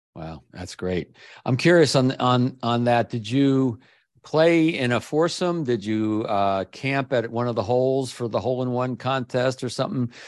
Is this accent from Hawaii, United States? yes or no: no; Maryland, United States; Maryland, my home state